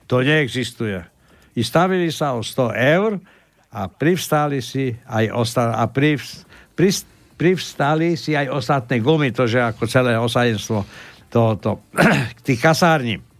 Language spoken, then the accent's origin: Slovak; Slovakia; My sme Slováci